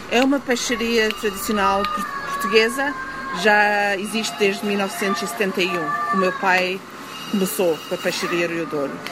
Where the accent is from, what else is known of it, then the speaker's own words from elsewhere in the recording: Johannesburg, Gauteng, South Africa; eu, e os meus irmãos já nascemos aqui